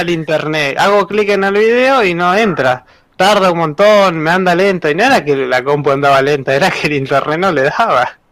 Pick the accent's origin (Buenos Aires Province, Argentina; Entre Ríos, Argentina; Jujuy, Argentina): Buenos Aires Province, Argentina; Florencio Varela; acá yo soy de Varela